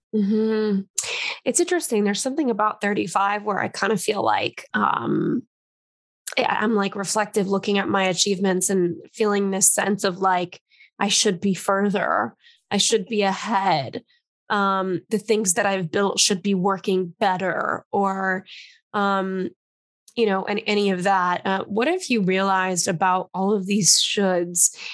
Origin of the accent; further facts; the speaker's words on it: Los Angeles, California, United States; now in New York, United States; I grew up in Los Angeles and I live in New York now